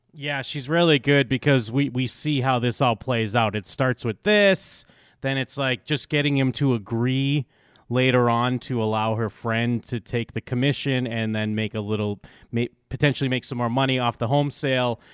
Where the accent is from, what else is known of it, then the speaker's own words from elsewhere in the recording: United States; I'm from the United States